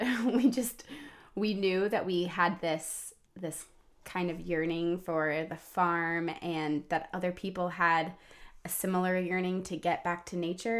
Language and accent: English; Atlanta, Georgia, United States; also born or lived in Washington, D.C.; now in Montgomery County, Maryland, United States; I grew up at the end of a cul-de-sac in the suburbs of Atlanta